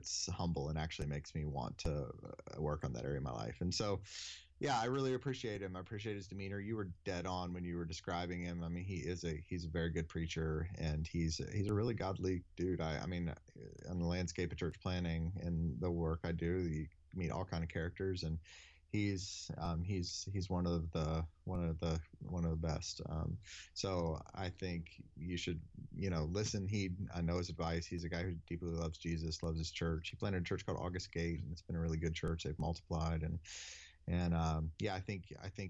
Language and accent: English; Deep South, United States; I grew up in the Deep South